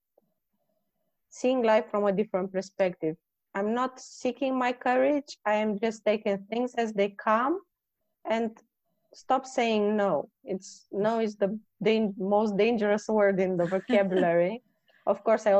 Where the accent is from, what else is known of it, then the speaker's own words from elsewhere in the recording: Romania; moved away; I come from Romania